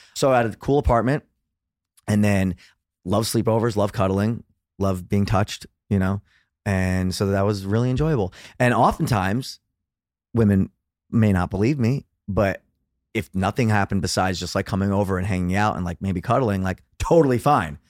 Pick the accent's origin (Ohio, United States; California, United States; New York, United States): New York, United States; New York City; also born or lived in Los Angeles; born and raised in Brooklyn, New York